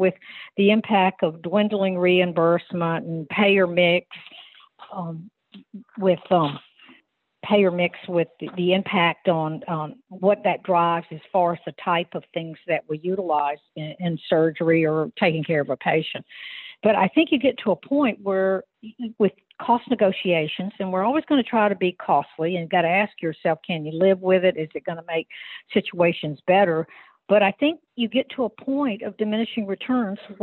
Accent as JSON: {"language": "English", "town": "Virginia Beach", "region": "Virginia", "country": "United States", "said": "I'm from Virginia Beach."}